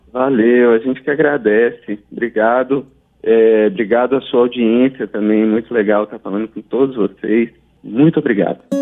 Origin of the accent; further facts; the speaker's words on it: Passa Quatro, Minas Gerais, Brazil; eu sou do sul de Minas, em Passa Quatro